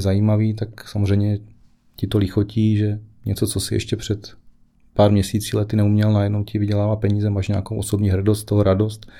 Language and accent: Czech; Ruprechtov, South Moravian Region, Czechia; also born or lived in Brno; now in Jedovnice, Czech Republic; pocházím z Malé vesničky, okrez Výškov-Ruprechtov, úplně jako původně